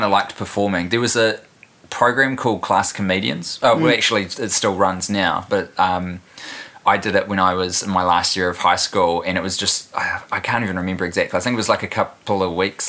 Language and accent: English; New Zealand; also born or lived in Christchurch, New Zealand / Wellington, New Zealand; now in Auckland, New Zealand; I was born and raised in Christchurch. Mm. And then we moved, my family did. I'm one of four kids. We all moved when I was 11 to Wellie. So I did all my high schooling here.